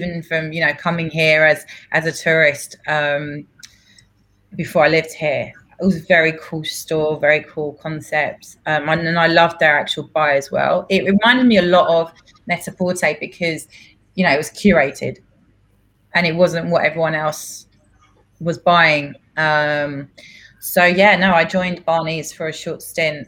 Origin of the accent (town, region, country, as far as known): London, United Kingdom; born or raised there; first language Greek; English is a second language; moved away as an adult; now in New York, United States